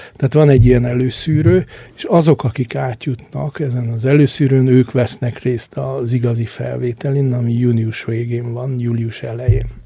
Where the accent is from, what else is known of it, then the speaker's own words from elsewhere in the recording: Transylvania, Romania; moved away as an adult; also born or lived in Budapest, Hungary; now in Hungary; én Erdélyben nőttem föl